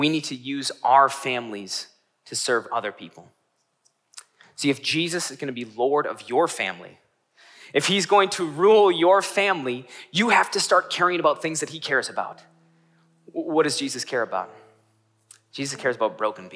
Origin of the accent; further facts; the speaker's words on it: Northeast Wisconsin, United States; I grew up in Northeast Wisconsin